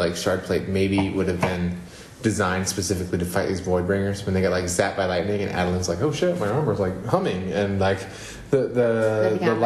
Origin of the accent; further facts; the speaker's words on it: United States; I'm an American dude.